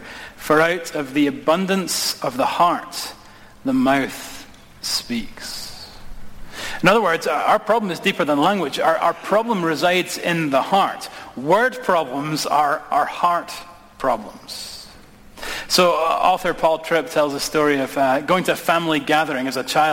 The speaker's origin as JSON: {"language": "English", "region": "Scotland", "country": "United Kingdom", "moved": "yes", "lives_now": "United States", "said": "My accent reveals that I am not from these parts, okay? And my wee brother's getting married. We're going to go back to Scotland"}